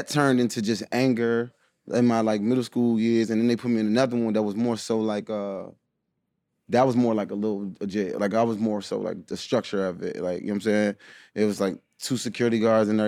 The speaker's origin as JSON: {"language": "English", "area": "D.C., Bladensburg, Rockville, Largo", "region": "Maryland", "country": "United States", "tie": "born or raised there", "also_born_or_lived": "Washington, D.C.", "said": "We lived in D.C. for a little bit. Then moved to Bladensburg. Then we moved to Rockville. And then we moved to Largo"}